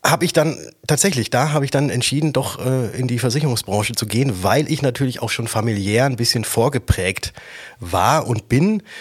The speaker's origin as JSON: {"language": "German", "town": "Würzburg", "region": "Bavaria", "country": "Germany", "said": "Bin dann wieder zurück von Stuttgart, wie ich anfangs sagte, nach Würzburg gegangen, wo ich herkomme"}